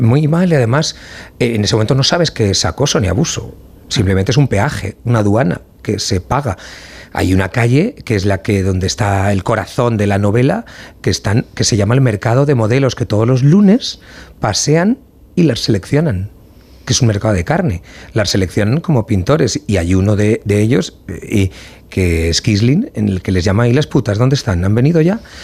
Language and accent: Spanish; Valencian Community, Spain; a mí como valenciano